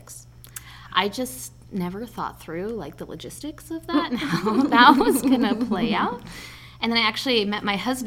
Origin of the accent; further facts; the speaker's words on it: Culver, United States; I grew up in Culver